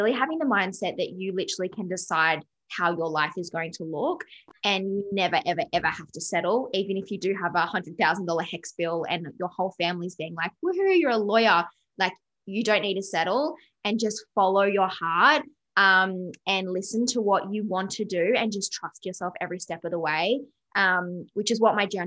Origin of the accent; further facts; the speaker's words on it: Canberra, Australian Capital Territory, Australia; moved away as an adult; now in Gold Coast, Australia; I'm originally from Canberra, which is very like corporate grind